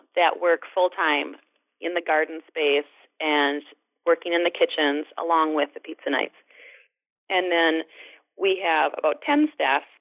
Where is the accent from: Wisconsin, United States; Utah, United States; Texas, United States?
Wisconsin, United States; Alma; I was raised just upriver in Alma, Wisconsin, and I was an only child and grew up on a dairy farm there